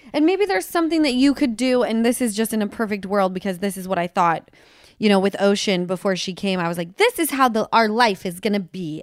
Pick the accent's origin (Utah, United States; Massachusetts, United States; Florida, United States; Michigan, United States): Utah, United States; moved away; I come from Utah